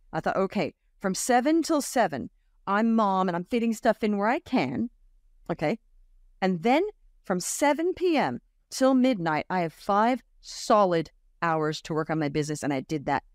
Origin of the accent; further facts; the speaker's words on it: Australia; moved away as an adult; also born or lived in United States / Brooklyn, New York; I grew up in Australia